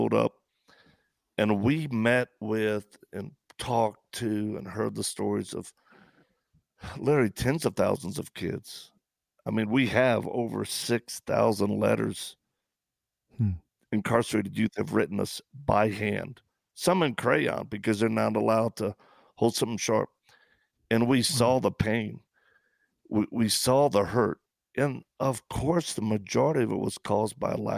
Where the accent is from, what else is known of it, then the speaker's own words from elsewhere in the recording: the South, United States; I'm from the South